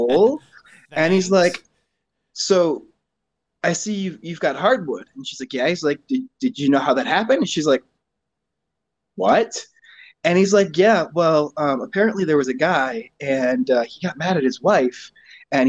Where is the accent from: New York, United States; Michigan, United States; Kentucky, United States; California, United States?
Michigan, United States; Grand Blanc; accent: Michigan; now in Flint, United States; right now I live in Flint, but I'm from Grand Blanc